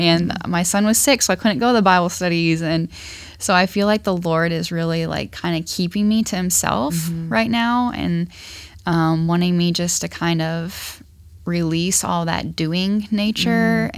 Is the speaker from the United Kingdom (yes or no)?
no; Ashland, Ohio, United States; now in Dayton, United States; I am not from Dayton, so I am from Ashland, Ohio.